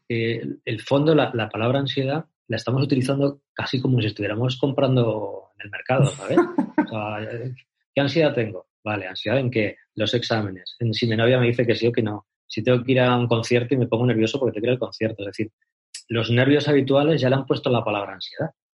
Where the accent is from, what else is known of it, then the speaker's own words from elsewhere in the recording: Salamanca, Castile and León, Spain; moved away as an adult; also born or lived in Argentina; now in Cáceres, Spain; soy de Salamanca, nací en Salamanca